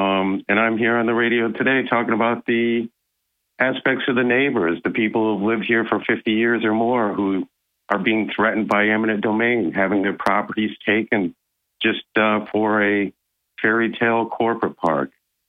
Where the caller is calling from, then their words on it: Maine, New York, United States; It's … in the town of Maine.